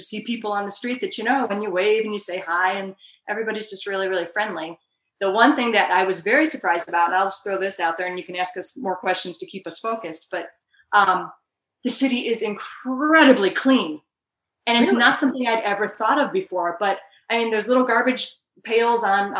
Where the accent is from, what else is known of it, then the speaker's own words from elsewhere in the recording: Chicago, Illinois, United States; moved away as an adult; now in Medellin, Colombia; I grew up around Chicago